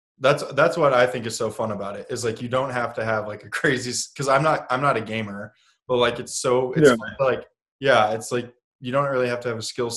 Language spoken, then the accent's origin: English; Santa Barbara, California, United States; also born or lived in Illinois; I was born in California. But from California, we moved to Illinois. And we lived in the Chicago area. It was like a suburb of Chicago in Illinois. And I lived there until I was 7. And then when we moved to back to California, to Santa Barbara, California.